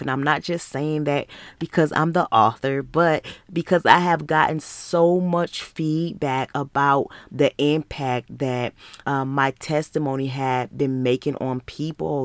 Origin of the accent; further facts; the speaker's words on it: Muskegon, Michigan, United States; moved away as an adult; now in Georgia, United States; I was born and raised in Muskegon, Michigan